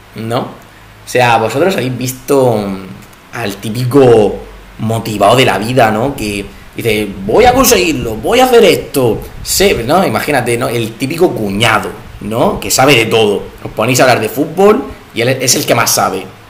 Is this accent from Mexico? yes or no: no; Spain; como buenos españoles que somos